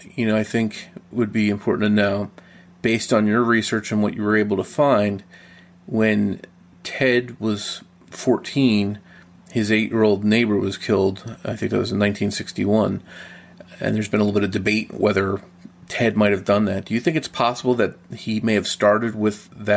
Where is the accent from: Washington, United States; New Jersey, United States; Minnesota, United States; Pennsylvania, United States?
New Jersey, United States; I'm from South Jersey